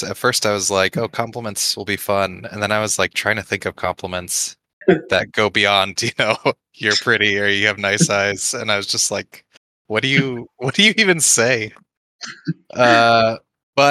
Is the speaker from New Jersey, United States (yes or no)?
no; California, United States; also born or lived in New York; I grew up in California